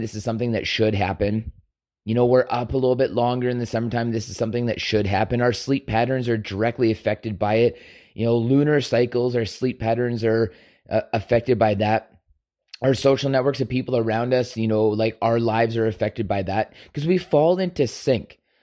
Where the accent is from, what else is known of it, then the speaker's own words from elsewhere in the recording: Canada; we are all Canadian